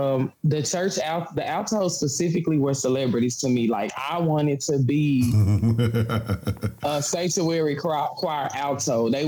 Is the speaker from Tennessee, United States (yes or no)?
yes; Memphis, Tennessee, United States; In Memphis, I graduated high school from the high school, Central High School.